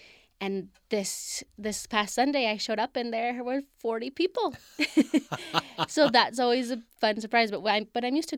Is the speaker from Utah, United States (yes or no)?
yes; Utah, United States; I come from a big family. I mean, we're born and raised in Utah.